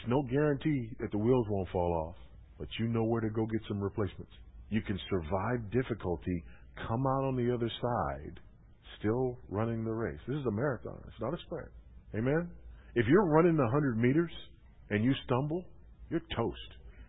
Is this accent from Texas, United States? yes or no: no; Los Angeles, California, United States; moved away; John MacArthur started pastoring Grace Community Church there in the L.A. area the year I was born. My hometown, the year I was born